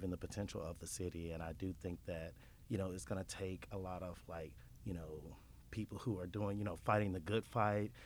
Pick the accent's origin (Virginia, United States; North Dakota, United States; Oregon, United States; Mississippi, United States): Mississippi, United States; Horn Lake; also born or lived in Memphis, Tennessee; I'm actually from Horn Lake